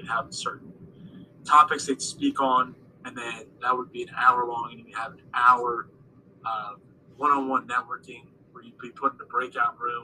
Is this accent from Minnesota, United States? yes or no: no; Cherry Hill, New Jersey, United States; I grew up just outside of Philadelphia. I probably should have mentioned that, Cherry Hill, New Jersey, 10, 15 minutes away from Philly